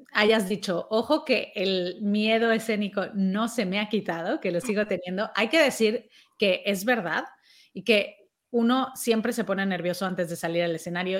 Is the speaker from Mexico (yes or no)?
yes; Mexico; now in Spain; yo soy mexicana